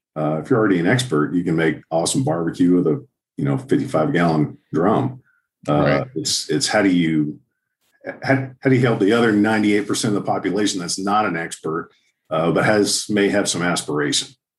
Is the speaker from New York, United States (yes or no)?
no; Houston, Texas, United States; now in Southlake, United States; I grew up in Houston